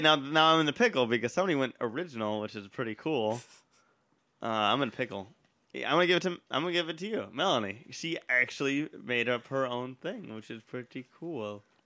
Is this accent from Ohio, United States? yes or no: no; Austin, Texas, United States; Austin, Texas, my hometown